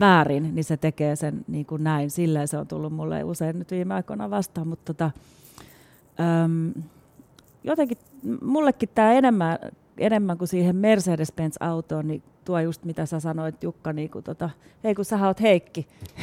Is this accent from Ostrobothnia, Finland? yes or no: no; Espoo, Uusimaa, Finland; also born or lived in Helsinki; Mä oon syntynyt täällä Stadis Helsingissä, mutta sit mä oon ollut koulussa Espoossa, joka on kans iso kaupunki